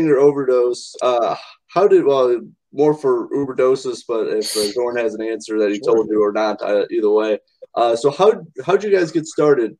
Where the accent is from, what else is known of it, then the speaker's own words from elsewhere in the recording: Indiana, United States; As you said, I'm from the Indiana Midwest.